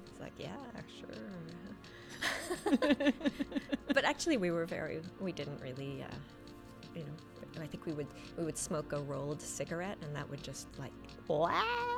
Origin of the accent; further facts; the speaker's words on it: Toronto, Ontario, Canada; we used to go to a club called the Voodoo Club in Toronto in the 80s, and I think the first time we went there, I think we were 13 years old.